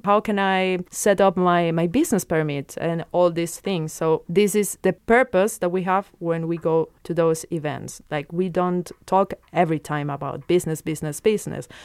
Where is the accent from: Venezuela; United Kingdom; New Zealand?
Venezuela; now in Luxembourg; I come from a place in South America called Venezuela